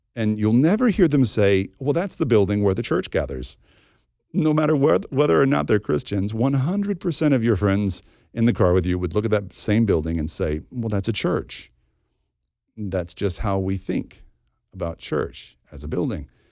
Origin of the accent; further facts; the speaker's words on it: the Bible Belt, United States; When I was a kid growing up in the Bible Belt